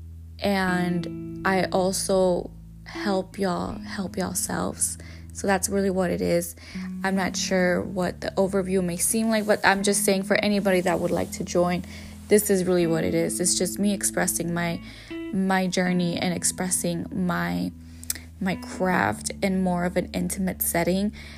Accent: California, United States; also born or lived in Jalisco, Mexico; my hometown, where I was born, where I was majority of my life raised, and part of my life, I should say, because majority of my life I was raised in California

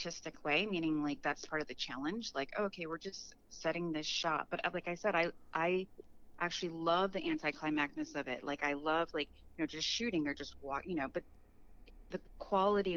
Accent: Chicago, Illinois, United States; I'm from Chicago as well, and Chicago's a very serious theater town.

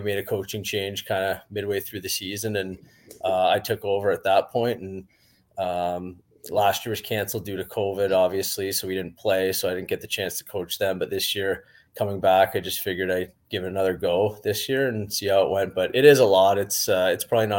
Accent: Whitby, Ontario, Canada; I grew up in Whitby, Ontario, and like most kids in Ontario, I just played hockey in my hometown

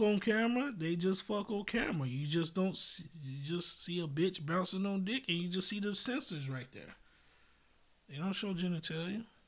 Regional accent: United States; also born or lived in Japan; I grew up in America

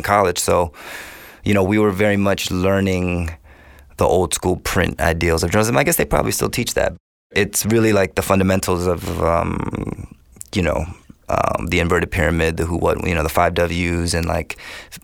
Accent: Takoma Park, Maryland, United States; I was born in Tacoma Park, mm-hmm. Maryland

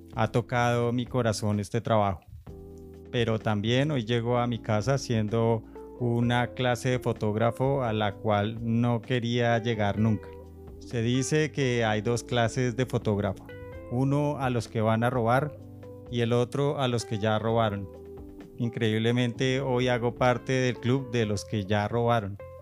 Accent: Bogotá, Colombia; Como buenos bogotanos

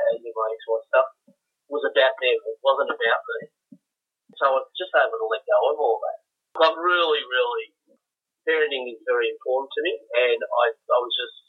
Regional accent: Canberra, Australian Capital Territory, Australia; I'm from Canberra.

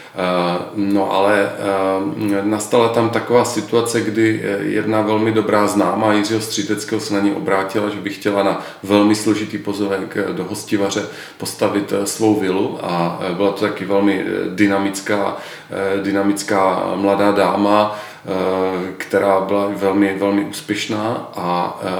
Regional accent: Ostrava, Moravian-Silesian Region, Czechia; Opravdu, já jsem v ty první měsíce, kdy jsme se vrátili do Ostravy, my jsme měli eh, malou dcerku, dvouměsíční a tak nějak jako logicky to eh, jako vykrystalizovalo, že se i vrátíme zpět do rodného města za svými rodiči

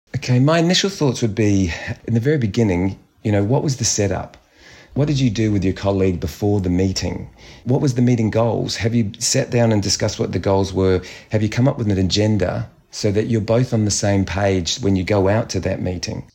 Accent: New Zealand; being Kiwi

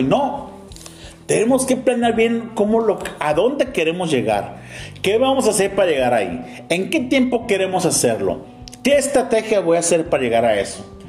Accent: Mexico; como mexicanos

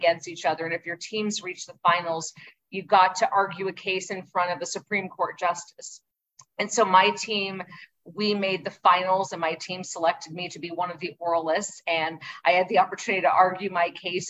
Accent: Urbana, Illinois, United States; I was born and raised in Urbana

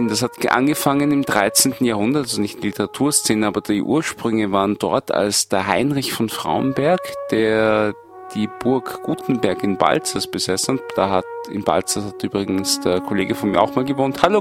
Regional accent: Vienna, Austria; Habe ich gesagt, nein, ich bin aus Wien.

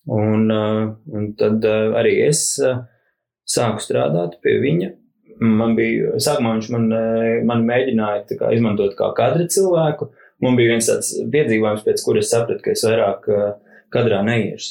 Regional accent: Rūjiena, Valmiera Municipality, Latvia; es esmu no Rūjienas um, un uh, uzaugu skarbījos 90.

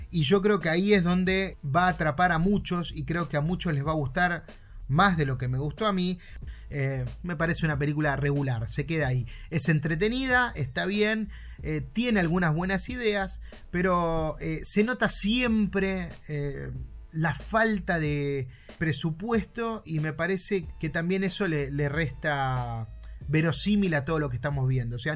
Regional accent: Argentina; porque soy bien argentino

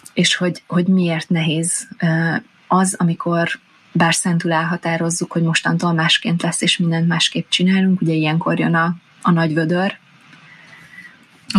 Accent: Hungary; vidéken nőttem fel, kisfaluból származom

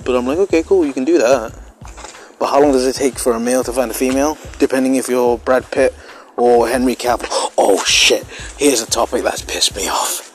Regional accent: United Kingdom; I'm British

